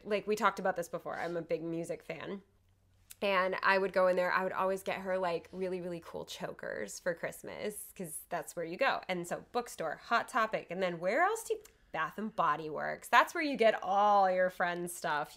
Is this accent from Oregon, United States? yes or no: no; near Miami, Florida, United States; I grew up in, near Miami